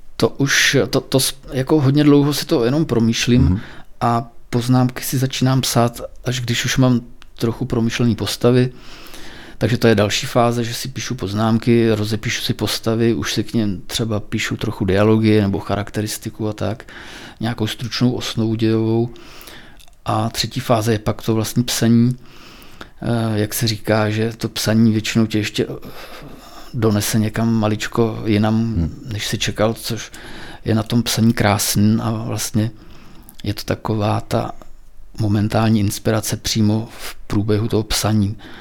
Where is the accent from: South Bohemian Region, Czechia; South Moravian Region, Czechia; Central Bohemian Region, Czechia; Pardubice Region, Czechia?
South Bohemian Region, Czechia; Purkarec; also born or lived in Týn nad Vltavou; now in České Budějovice, Czechia; ale vyrůstal jsem v Purkarci. Dětství jsem strávil v Purkarci